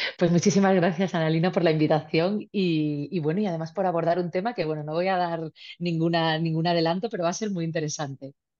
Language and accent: Spanish; Málaga, Andalusia, Spain; yo soy de origen malagueño